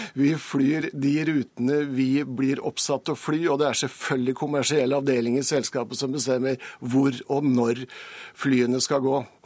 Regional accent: Vestfold, Norway; der jeg kommer fra, i Vestfold

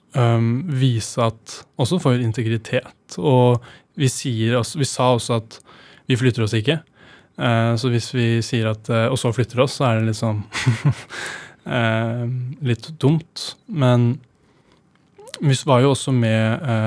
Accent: Oslo, Norway; jeg ble jo født og oppvokst på Grønland

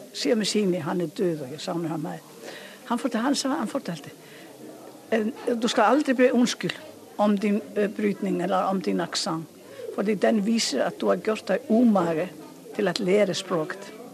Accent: Iceland; accent: heavy Icelandic; Norwegian is a second language; jeg har jo islandsk identitet. Og jeg vil gjerne at eh, man hører at jeg kommer fra Island

